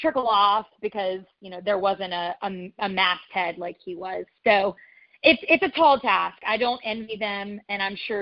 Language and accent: English; Alabama, United States; moved away as an adult; now in New York, United States; I grew up in Alabama.